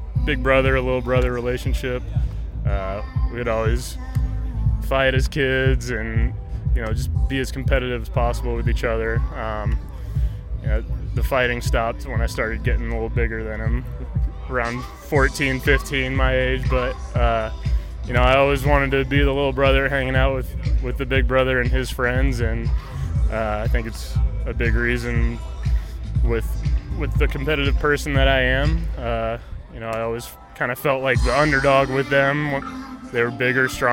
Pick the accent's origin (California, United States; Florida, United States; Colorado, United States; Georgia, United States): Georgia, United States; Parkview; sports were definitely big in my hometown